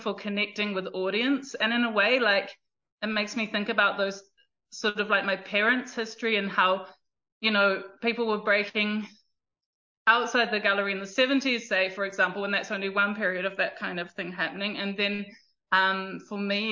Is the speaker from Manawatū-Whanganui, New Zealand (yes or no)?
no; South Taranaki, New Zealand; also born or lived in Auckland, New Zealand; since I was three, I have been based in South Taranaki in terms of my parents and my family connection, and definitely grew up under the mountain